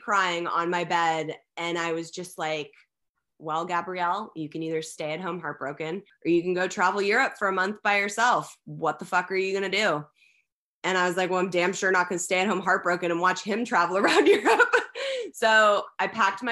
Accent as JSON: {"language": "English", "town": "Los Angeles", "region": "California", "country": "United States", "tie": "born or raised there"}